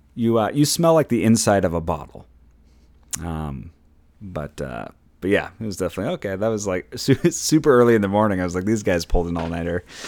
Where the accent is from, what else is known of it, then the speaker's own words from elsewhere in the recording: Minnesota, United States; I'm from Minnesota